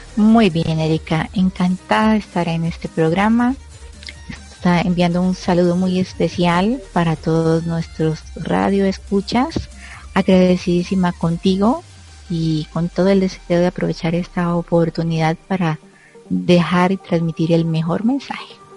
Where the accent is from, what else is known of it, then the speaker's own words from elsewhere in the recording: Colombia; aquí en mi país se usa mucho